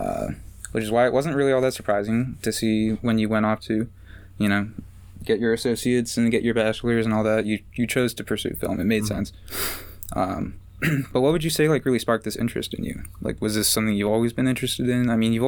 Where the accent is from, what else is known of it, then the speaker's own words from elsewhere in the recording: Annapolis, Maryland, United States; we're from Annapolis